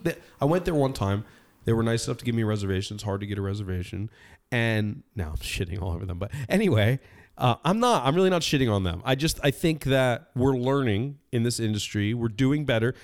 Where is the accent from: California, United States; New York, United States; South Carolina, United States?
California, United States; I was born and raised in California.